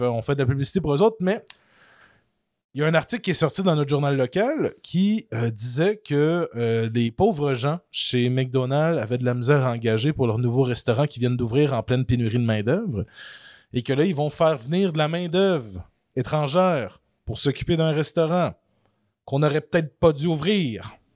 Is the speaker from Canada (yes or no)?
yes; Canada; en tant que bon Canadien français